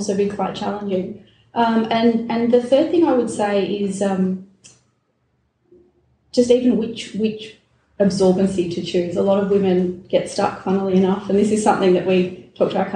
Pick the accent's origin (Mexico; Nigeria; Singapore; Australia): Australia; Melbourne, Victoria; I'm from Melbourne, born and raised in Melbourne